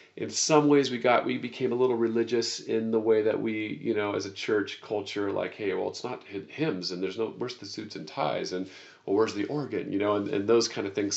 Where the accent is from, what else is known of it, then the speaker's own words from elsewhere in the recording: United States; as an American